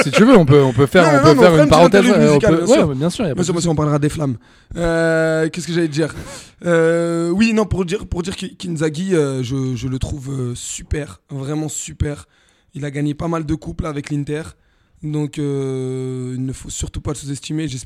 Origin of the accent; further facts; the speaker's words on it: Italy; moi je suis italien aussi.